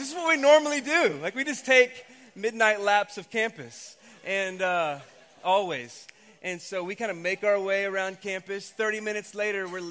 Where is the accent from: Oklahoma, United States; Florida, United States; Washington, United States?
Oklahoma, United States; we grew up in Oklahoma.